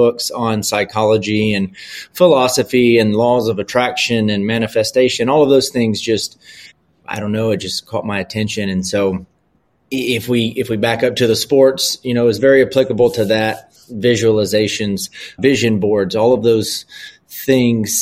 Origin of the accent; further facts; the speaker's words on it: Louisiana, United States; I'm from the South. I'm from Louisiana